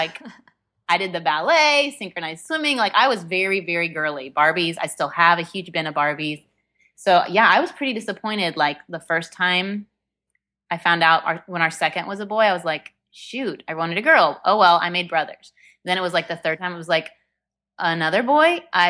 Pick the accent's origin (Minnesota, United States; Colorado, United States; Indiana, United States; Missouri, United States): Indiana, United States; now in Texas, United States; Well, you and I both live in Texas now, and I've made for Texans, but I am a Hoosier at heart. I grew up in Indiana, and I am one of four siblings